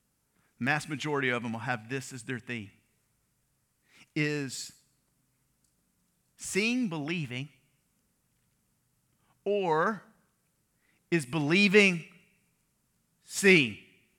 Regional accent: Louisiana, United States; I grew up in Louisiana. My family's from Mississippi. All right, I went to school in Arkansas.

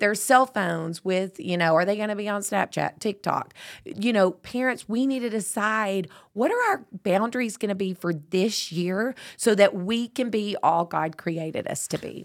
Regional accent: Tyler, Texas, United States; I was born in Tyler

